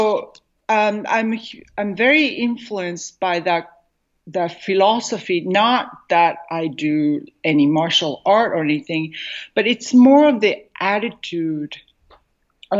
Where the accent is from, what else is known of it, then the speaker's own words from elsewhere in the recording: Tokyo, Japan; also born or lived in New York City, United States; now in Southern California, United States; growing up in Japan